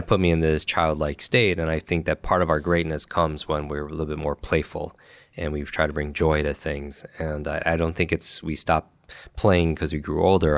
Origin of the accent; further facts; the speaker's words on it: Westchester, New York, United States; I grew up in Westchester, New York